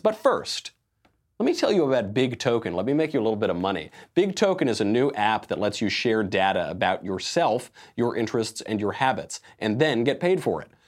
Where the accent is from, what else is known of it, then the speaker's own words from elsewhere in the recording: New York, United States; I'm from New York